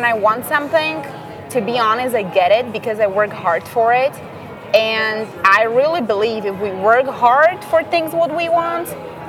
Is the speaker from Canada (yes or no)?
no; Slovakia; first language Slovak; English is a second language; moved away as an adult; now in United States; So I speak Slovakian, obviously. Yep. That's my first language.